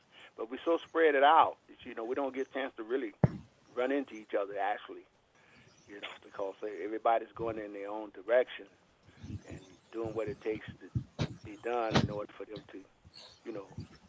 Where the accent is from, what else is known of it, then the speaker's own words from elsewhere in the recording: Chicago, Illinois, United States; I'm from Chicago, Illinois.